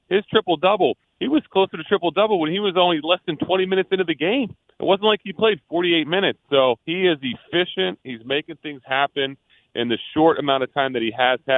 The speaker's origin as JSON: {"language": "English", "town": "Philadelphia", "region": "Pennsylvania", "country": "United States", "tie": "born or raised there", "said": "growing up in Philly"}